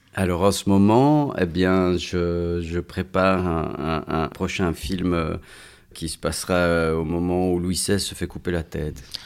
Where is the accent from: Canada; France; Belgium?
Belgium; je suis né, j'ai grandi en Belgique